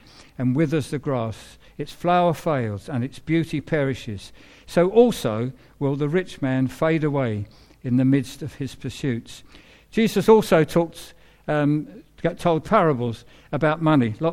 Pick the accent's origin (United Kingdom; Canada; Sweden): United Kingdom; England; So I'm an Englishman, but I'm a believer who happens to be an Englishman.